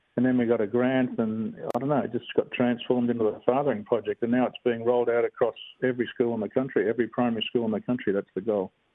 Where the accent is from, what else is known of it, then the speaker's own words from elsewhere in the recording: Bassendean, Western Australia, Australia; I'm a real um, typical Aussie kid, really. I grew up in Bassendean